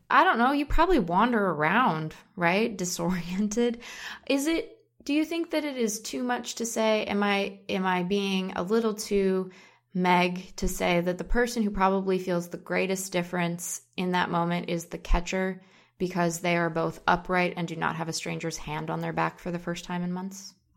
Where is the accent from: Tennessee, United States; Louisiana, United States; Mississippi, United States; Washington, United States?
Washington, United States; Seattle; we're from Seattle.